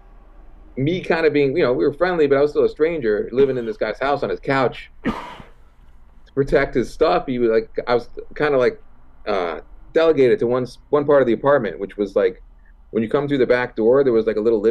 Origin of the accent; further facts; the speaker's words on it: Toronto, Ontario, Canada; I grew up in Toronto.